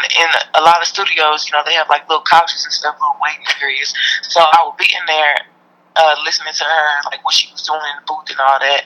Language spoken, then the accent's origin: English; Houston, Texas, United States; growing up in Houston